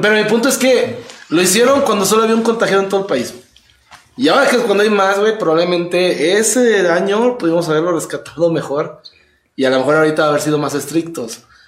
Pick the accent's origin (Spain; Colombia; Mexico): Mexico; nosotros aquí en México